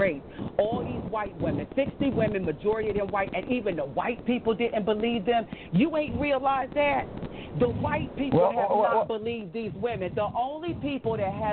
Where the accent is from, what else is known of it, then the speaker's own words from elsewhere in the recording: the South, United States; I'm from the South